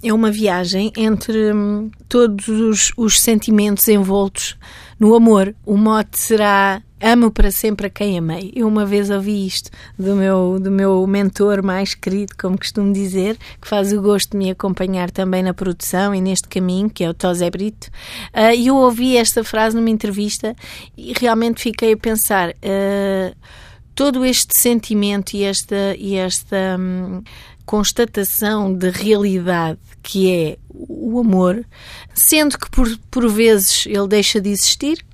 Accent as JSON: {"language": "Portuguese", "town": "Cadaval", "region": "Lisbon", "country": "Portugal", "tie": "born or raised there", "said": "na zona do Cadaval, que é a minha terra"}